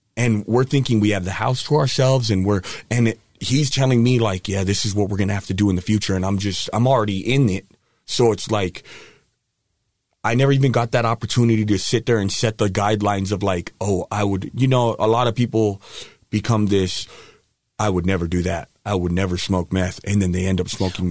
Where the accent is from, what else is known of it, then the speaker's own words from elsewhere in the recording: Hawaii, United States; moved away; I grew up in Hawaii, half in Hawaii, half here. So both are home to me.